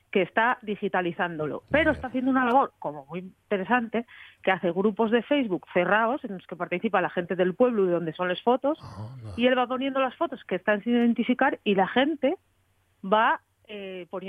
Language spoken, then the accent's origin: Spanish; Langreo, Asturias, Spain; yo soy de Sama, quiero decir, de Ciaño, 300 metros sobre el nivel del mar.